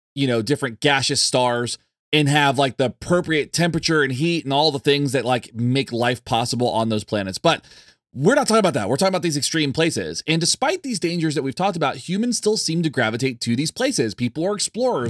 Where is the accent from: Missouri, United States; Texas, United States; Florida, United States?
Florida, United States; near Kennedy Space Center; I grew up near Kennedy Space Center in Florida